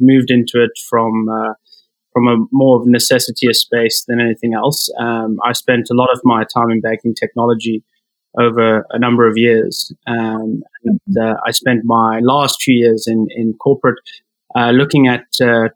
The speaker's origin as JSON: {"language": "English", "country": "South Africa", "moved": "as an adult", "lives_now": "Toronto, Canada", "said": "transitioning from South Africa, where I'm originally from, into Canada"}